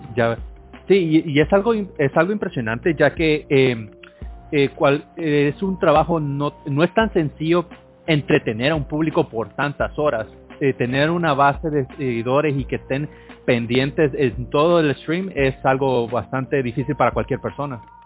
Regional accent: Honduras; soy de Honduras

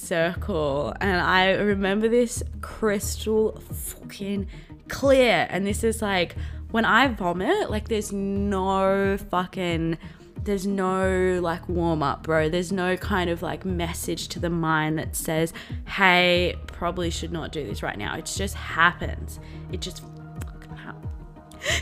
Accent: Blue Mountains, New South Wales, Australia; I grew up in the Blue Mountains, Australia, which is in New South Wales

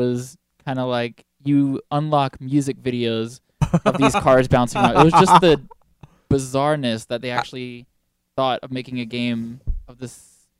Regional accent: Florida, United States; growing up in Florida

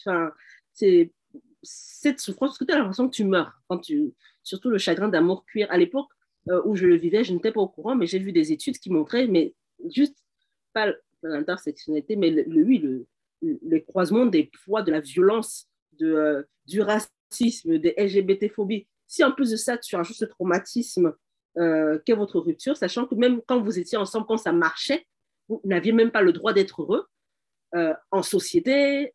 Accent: Cameroon; now in Canada; je suis camerounaise

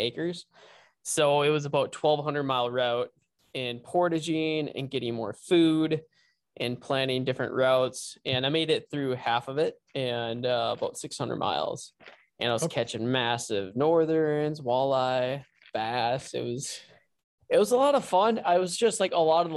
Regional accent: Lake Park, Minnesota, United States; also born or lived in Fargo-Moorhead area; I basically grew up in Lake Park, Minnesota, and I went to high school there for 18 years

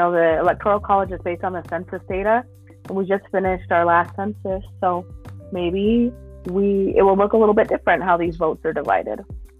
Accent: Salt Lake City, Utah, United States; the joke is we're from Salt Lake City, not Utah.

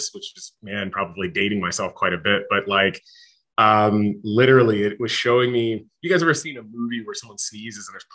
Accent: New York, United States; growing up in New York, I was in, maybe somewhere around like 11 and a half, 12 years old

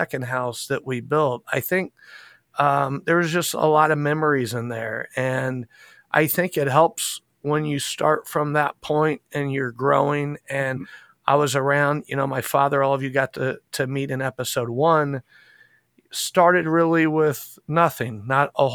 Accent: Indianapolis, Indiana, United States; also born or lived in Carmel, Indiana; I was born and raised in Indianapolis, Indiana, right where I'm at now

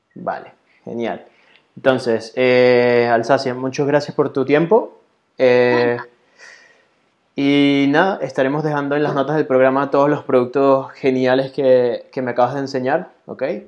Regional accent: Venezuela; moved away as an adult; now in Barcelona, Spain; yo en Venezuela andaba en moto

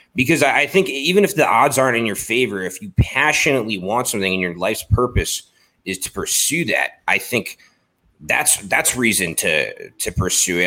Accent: Baltimore, Maryland, United States; I grew up in Baltimore

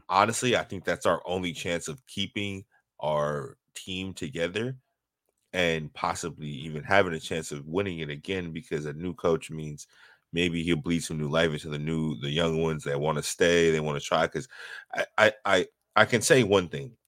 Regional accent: Bay Area, California, United States; I grew up in the Bay Area as somebody that was a hustler

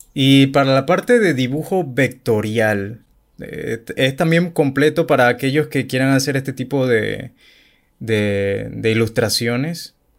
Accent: Chiriquí, Panama; Yo no soy de la capital, yo soy de Chiriquí

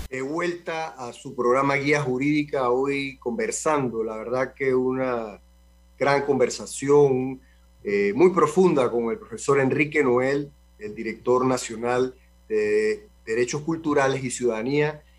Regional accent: Panama; con la cultura y con lo que somos nosotros los panameños

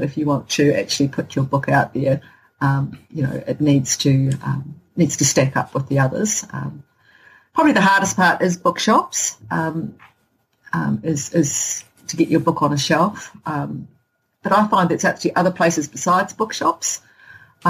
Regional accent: Hokitika, West Coast, New Zealand; someone from Hokitika

